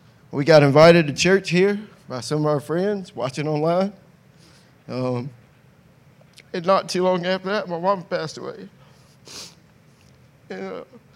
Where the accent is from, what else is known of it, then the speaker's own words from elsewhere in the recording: Sylvania, United States; I grew up right here in Sylvania